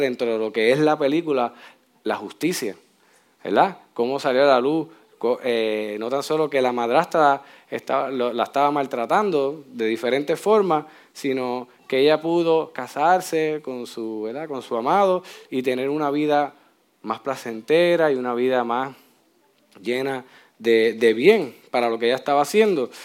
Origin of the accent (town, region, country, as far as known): Puerto Rico